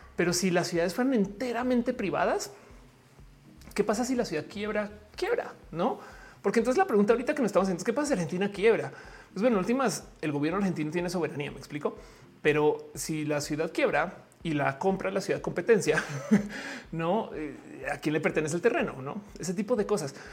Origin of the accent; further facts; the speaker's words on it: Mexico; como mexicana